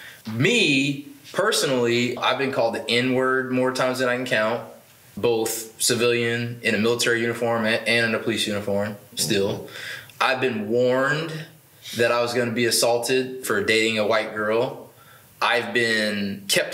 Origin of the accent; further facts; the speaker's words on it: Atlanta, Georgia, United States; also born or lived in overseas; now in Washington, United States; I grew up in South Georgia, was born in South Georgia, grew up in Metro Atlanta area, and did live other places, including like overseas for 6 years, because my father was in the military, but spent most of my life in Georgia